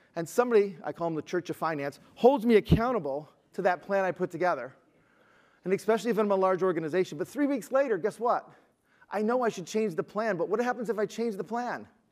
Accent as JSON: {"language": "English", "town": "Detroit", "region": "Michigan", "country": "United States", "said": "I'm from Detroit"}